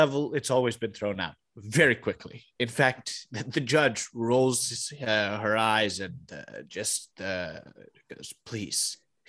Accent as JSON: {"language": "English", "region": "Pennsylvania", "country": "United States", "tie": "born or raised there", "said": "I'm reverting back to my original accent now that I'm"}